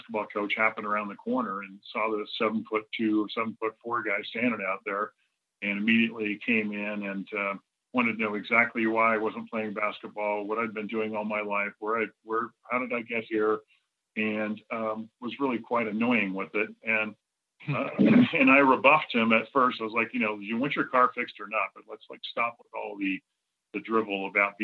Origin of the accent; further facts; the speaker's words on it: Southern California, United States; I'm originally from Southern California